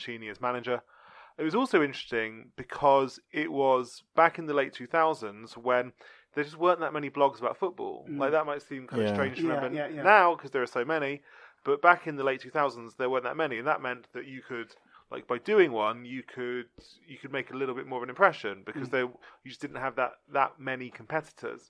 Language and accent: English; London, United Kingdom; I'm from London